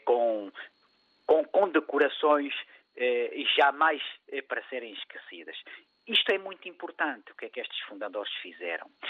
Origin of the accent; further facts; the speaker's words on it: Mozambique; moved away; Eu sou africano, nasci em Moçambique, meu pai é branco, minha mãe é mulata